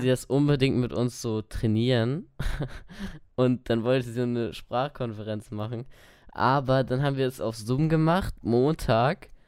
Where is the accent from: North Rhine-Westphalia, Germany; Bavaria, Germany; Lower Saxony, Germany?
Lower Saxony, Germany; ich komme aus Niedersachsen, nicht aus Bayern